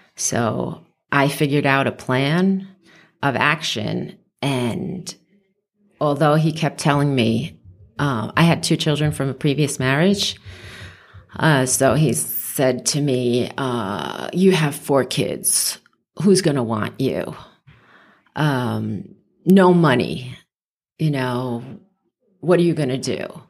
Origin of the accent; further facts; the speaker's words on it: New York City, New York, United States; moved away as an adult; also born or lived in Westchester, New York / Long Island, New York; now in Las Vegas, United States; I grew up in the Bronx